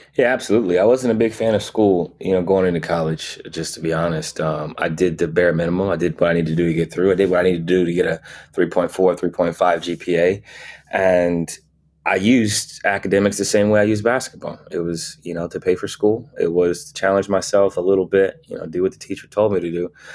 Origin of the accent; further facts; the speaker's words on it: Canton, Ohio, United States; moved away; growing up in Ohio, Canton, Ohio specifically